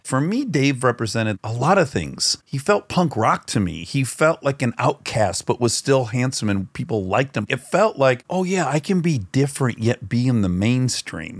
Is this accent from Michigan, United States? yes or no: yes; Detroit, Michigan, United States; moved away as an adult; now in Los Angeles, United States; I grew up in Detroit.